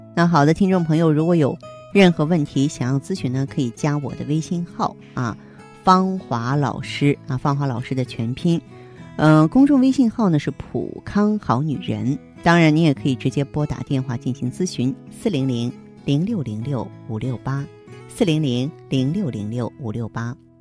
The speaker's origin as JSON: {"language": "Chinese", "country": "China", "said": "可能我们中国人呢重视脸部"}